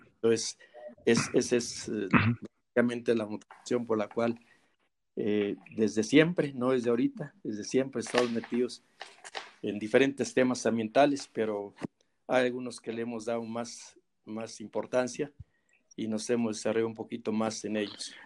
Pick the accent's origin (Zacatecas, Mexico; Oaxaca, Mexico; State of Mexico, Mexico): Zacatecas, Mexico; now in Toluca, Mexico; Yo soy originario de Zacatecas, de Zacatecas eh, avecinado aquí en, en, Toluca.